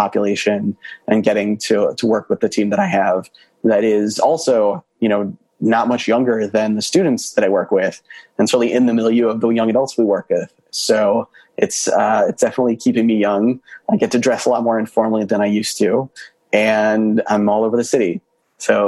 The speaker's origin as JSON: {"language": "English", "town": "Milwaukee", "region": "Wisconsin", "country": "United States", "tie": "born or raised there", "also_born_or_lived": "Boston", "moved": "as an adult", "lives_now": "Chicago, United States", "said": "growing up in Milwaukee"}